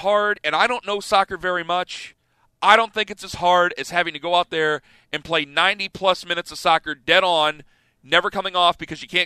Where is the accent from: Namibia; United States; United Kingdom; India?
United States; Canton, Ohio; where I'm from Canton, Ohio